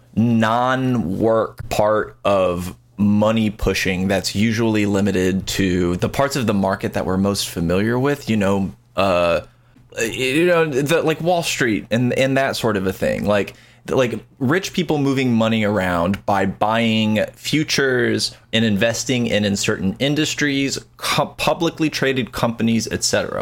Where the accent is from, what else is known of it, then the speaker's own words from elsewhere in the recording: United States; I don't know if people can hear by my disgusting accent, but I'm an American